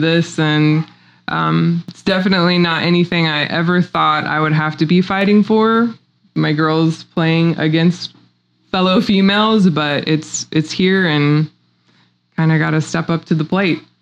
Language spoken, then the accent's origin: English; Republic, Missouri, United States; I'm a native Missourian. I grew up in Republic, Missouri, graduated there.